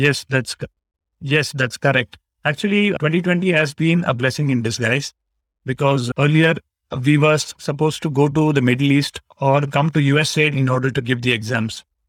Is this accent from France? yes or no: no; Bangalore, Karnataka, India; I am from Bangalore, Karnataka, India